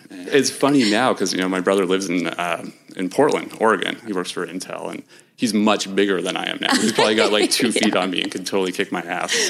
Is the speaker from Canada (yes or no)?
yes; Vancouver, British Columbia, Canada; also born or lived in Montreal; Yes. I lived there until I was six and then moved out to Vancouver